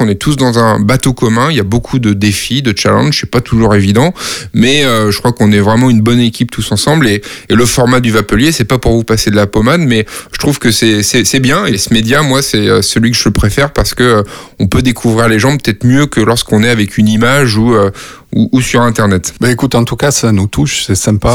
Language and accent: French; Nantes, Pays de la Loire, France; moved away as an adult; also born or lived in Brussels; now in Paris, France; j'ai grandi euh, à Nantes euh, et à côté de Nantes